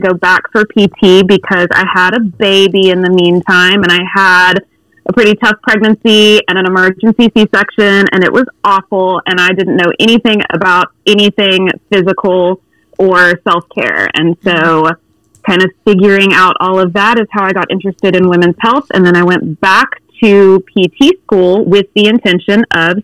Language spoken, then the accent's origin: English; Ardmore, Oklahoma, United States; I hail all the way from Ardmore, Oklahoma.